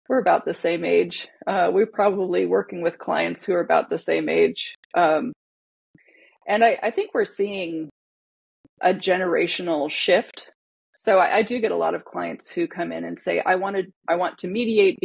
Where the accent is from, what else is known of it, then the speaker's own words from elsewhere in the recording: Connecticut, United States; now in Seattle, United States; I'm Hawaiian. I grew up in Connecticut.